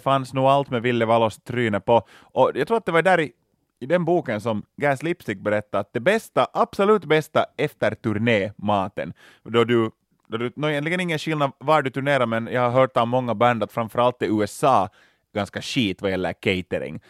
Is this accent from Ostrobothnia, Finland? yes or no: no; Loviisa, Uusimaa, Finland; Lovisa var jag växte upp